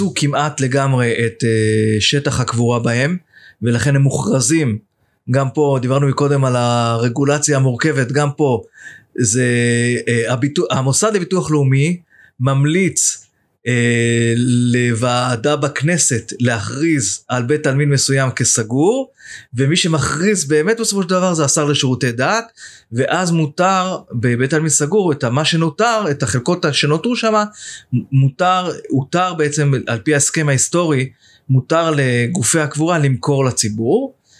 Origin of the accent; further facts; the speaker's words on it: Jerusalem, Jerusalem District, Israel; now in Dolev; ואני ירושלמי, אני בא ממשפחה ירושלמית